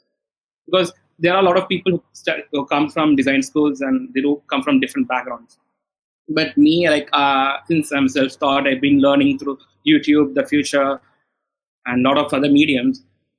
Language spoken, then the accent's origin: English; India; So I'm from India.